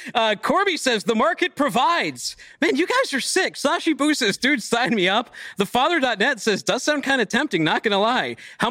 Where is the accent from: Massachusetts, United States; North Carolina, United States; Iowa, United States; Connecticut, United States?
Massachusetts, United States; Boston; I'm a dude from Boston where, like, guns are illegal.